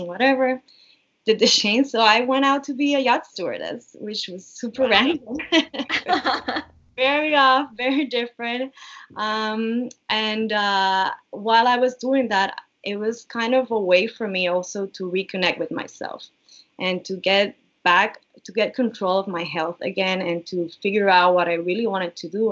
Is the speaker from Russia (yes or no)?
no; Puerto Rico; moved away as an adult; also born or lived in Miami; I was born and raised in Puerto Rico. So, I've been here in Puerto Rico for all my life